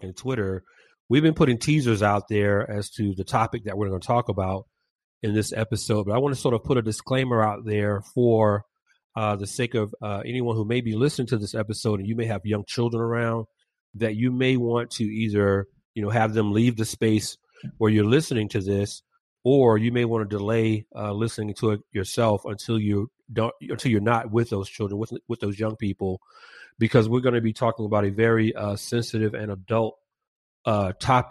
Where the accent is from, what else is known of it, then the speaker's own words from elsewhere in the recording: Atlanta, Georgia, United States; moved away as an adult; now in Valencia, United States; my hometown of Atlanta